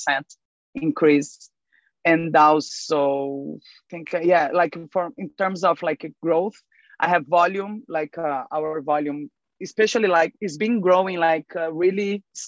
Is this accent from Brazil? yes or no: yes; Brazil; I'm from Brazil